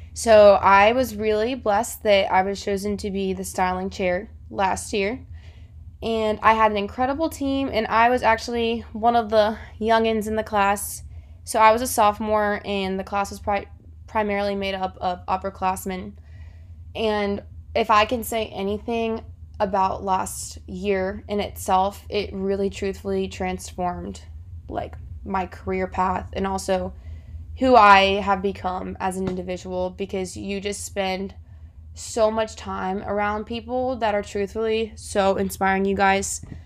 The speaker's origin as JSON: {"language": "English", "region": "South Florida", "country": "United States", "moved": "as an adult", "lives_now": "Auburn, United States", "said": "I'm originally from South Florida"}